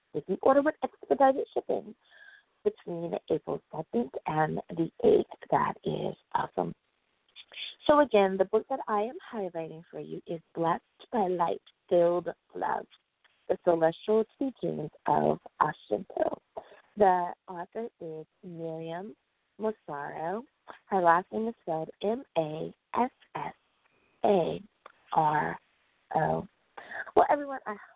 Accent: United States; my home country. That is the United States

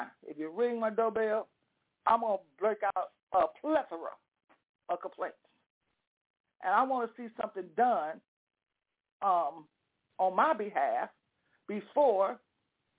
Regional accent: United States; we are Americans

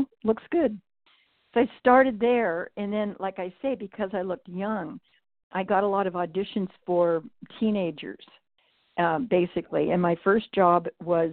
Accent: Northern California, United States; now in Napa Valley, California, United States; I was raised in Northern California on a farm

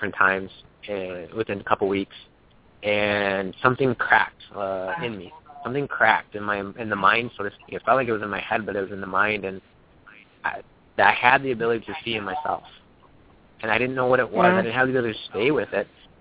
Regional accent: St. Paul, Minnesota, United States; I grew up in St. Paul, Minnesota

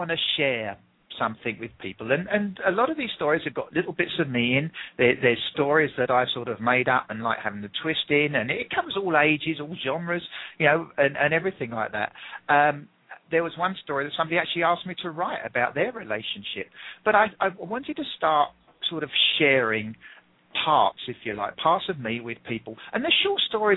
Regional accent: England, United Kingdom; accent: English; I'm English

